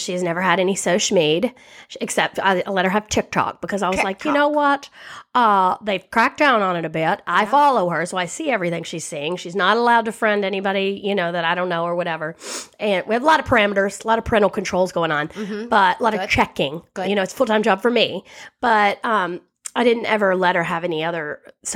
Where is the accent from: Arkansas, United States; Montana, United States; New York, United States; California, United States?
Arkansas, United States; we're from Arkansas